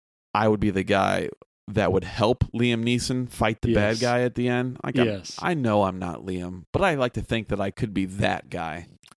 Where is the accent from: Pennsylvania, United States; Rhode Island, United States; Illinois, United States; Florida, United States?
Illinois, United States; Chicago; born or raised there